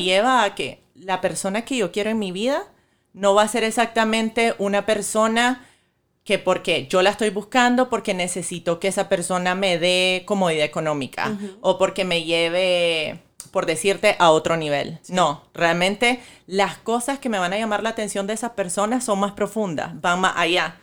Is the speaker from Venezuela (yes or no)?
no; Nicaragua; moved away as an adult; now in Miami, United States; yo soy nicaragüense y vivo aquí desde hace cinco años.